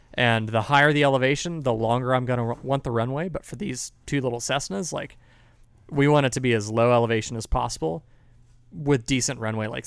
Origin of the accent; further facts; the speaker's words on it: San Marcos, Texas, United States; I came from San Marcos, Texas.